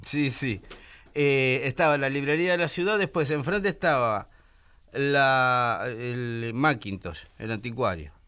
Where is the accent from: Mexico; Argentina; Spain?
Argentina; Buenos Aires; Buenos Aires de predictadura. Si Usted sabe que yo crecí en la Galería del Este